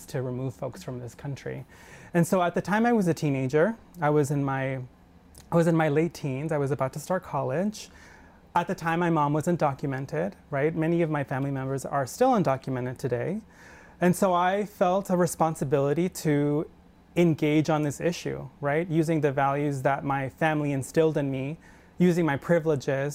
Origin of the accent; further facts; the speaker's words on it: Anaheim, California, United States; I am from Southern California. I'm from Orange County, Anaheim specifically. My family's from Mexico. And so, yeah, I grew up in a home of immigrants